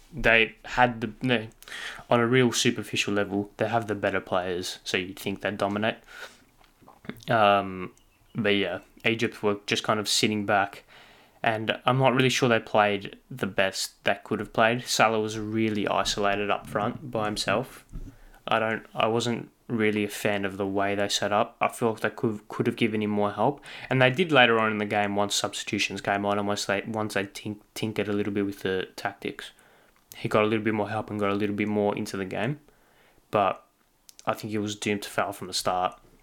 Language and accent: English; Australia; as an Australian football fan